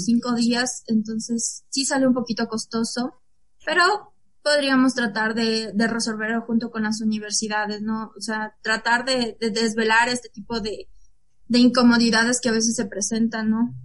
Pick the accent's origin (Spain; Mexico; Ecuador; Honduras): Ecuador; la situación en mi país es muy difícil conseguir un trabajo